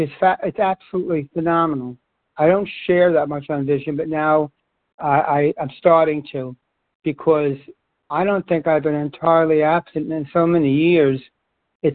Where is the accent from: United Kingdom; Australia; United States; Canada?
United States; New York; moved away as an adult; after 30 years, I moved back to my hometown. I live in Rockaway Beach, New York